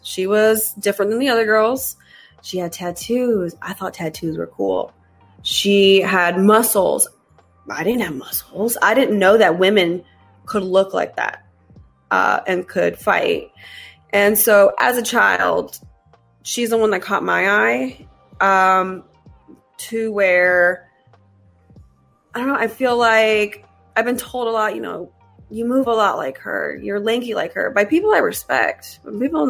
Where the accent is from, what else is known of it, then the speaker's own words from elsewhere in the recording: Raleigh, North Carolina, United States; I'm from Raleigh, North Carolina